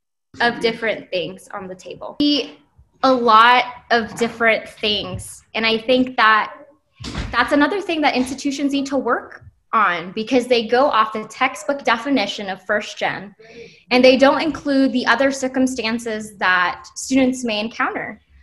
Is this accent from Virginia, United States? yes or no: no; Hawaii, United States; But we're still from Hawaii. We are technically an out-of-state student from Hawaii, but our paths are so different.